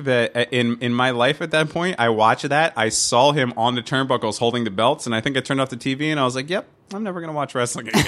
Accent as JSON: {"language": "English", "country": "United States", "said": "we're from the United States"}